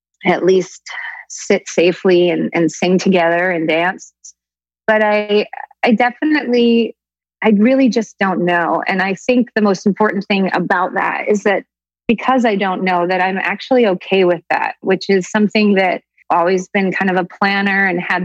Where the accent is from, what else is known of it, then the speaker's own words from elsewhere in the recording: Woodstock, New York, United States; I grew up in Woodstock, upstate in the Catskill Mountains